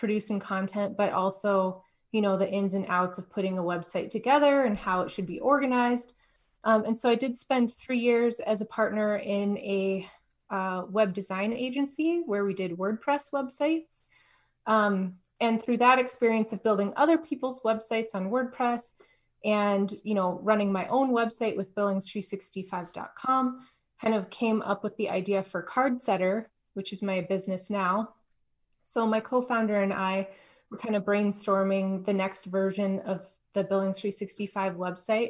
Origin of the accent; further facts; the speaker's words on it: Baker, Montana, United States; now in Missoula, United States; I'm originally from Baker, Montana, which is a tiny little town in the southeast corner of the state